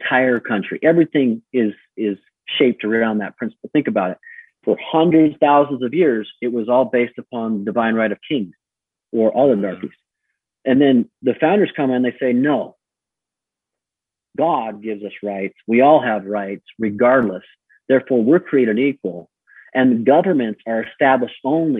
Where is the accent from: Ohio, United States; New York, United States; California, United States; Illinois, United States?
California, United States; I grew up in California.